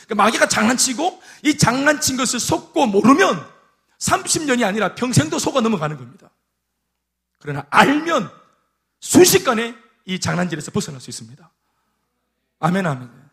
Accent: South Korea; 제가 동천 출신 아닙니까? 동천 출신. 그 촌에서 막 도마뱀 잡아가 군기 짜라가 막 꾸벅꾸벅 하는 제가

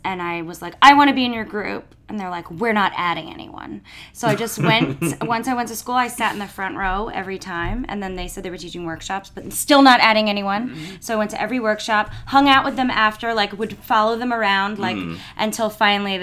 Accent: New York, United States; I'm from New York

